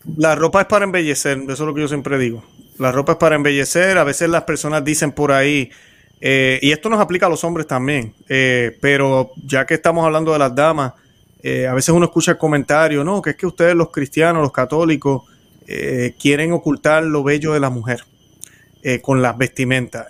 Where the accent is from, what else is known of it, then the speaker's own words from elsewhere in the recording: Puerto Rico; como decimos en Puerto Rico